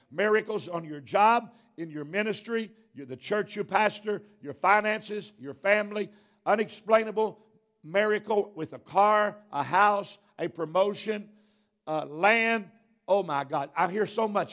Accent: Arkansas, United States; I am from Arkansas.

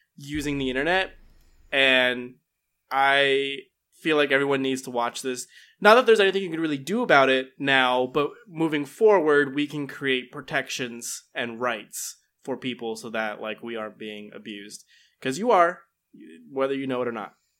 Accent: United States; being an American

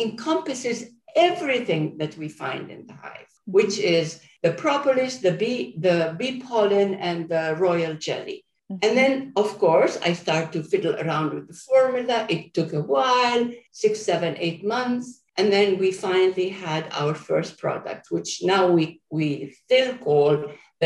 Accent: Jordan; moved away; I'm from Jordan, and I go visit my family at least once a year.

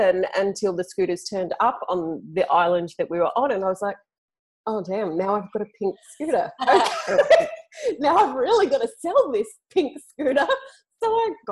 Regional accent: Sydney, New South Wales, Australia; accent: Aussie; moved away as an adult; I grew up in Sydney. So I grew up in a major capital city in Australia

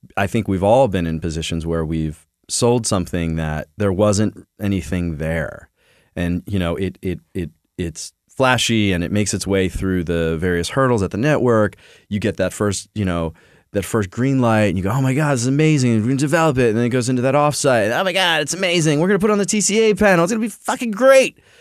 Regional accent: Philadelphia, Pennsylvania, United States; We're from Philly

